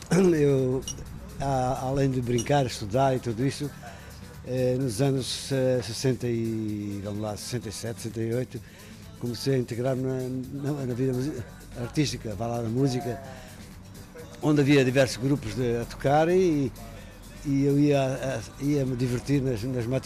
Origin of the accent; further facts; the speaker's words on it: Angola; moved away as an adult; now in Portugal; Quando em 70, nós viemos de Angola já depois da, da independência, viemos em 75.